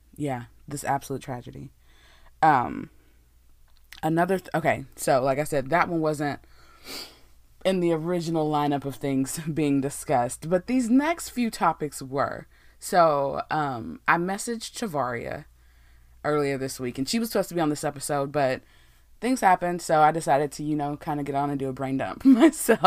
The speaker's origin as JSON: {"language": "English", "region": "Texas", "country": "United States", "tie": "born or raised there", "said": "I'm from Texas, born and raised in Texas"}